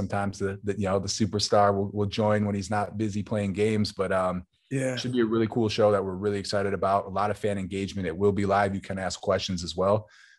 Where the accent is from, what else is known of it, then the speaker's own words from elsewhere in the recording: Buffalo, New York, United States; So I think you got to put it in Buffalo.